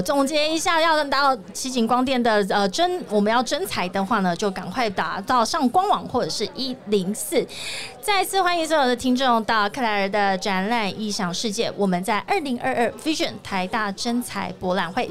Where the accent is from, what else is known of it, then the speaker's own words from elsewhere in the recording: Tainan, Taiwan; moved away; 我是台南人